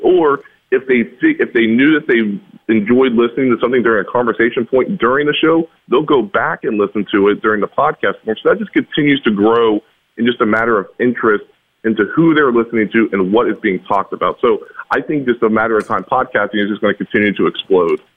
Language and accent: English; Charleston, West Virginia, United States; also born or lived in Winfield, West Virginia; now in Morgantown, United States; I'm originally from Charleston by way of Winfield